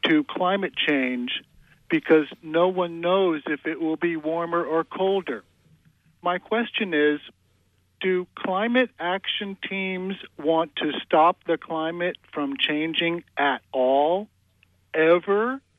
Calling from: Tremont, United States; Good evening. This is … in Tremont.

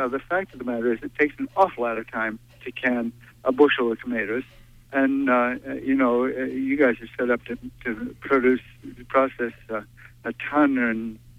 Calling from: Brooklyn, Maine, United States; I'm calling from Brooklyn.

